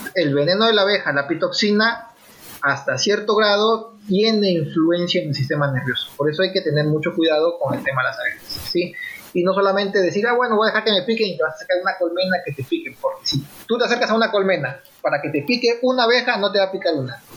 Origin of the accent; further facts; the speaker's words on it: Peru; como peruanos